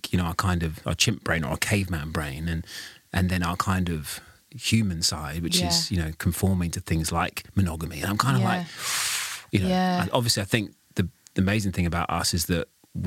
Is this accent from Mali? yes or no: no; United Kingdom; being British